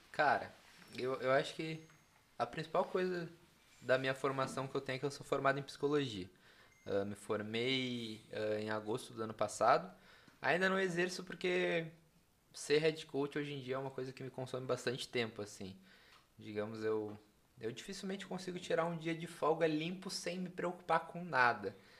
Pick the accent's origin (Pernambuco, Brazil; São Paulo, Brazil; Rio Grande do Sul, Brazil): Rio Grande do Sul, Brazil; Capão da Canoa; also born or lived in Porto Alegre; eu sou do litoral, né? Eu cresci, vivi no litoral, Xangri-Lá, Capão da Canoa.